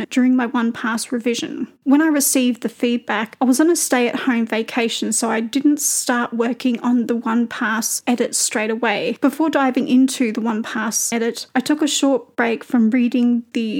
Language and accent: English; Australia; accent: Australian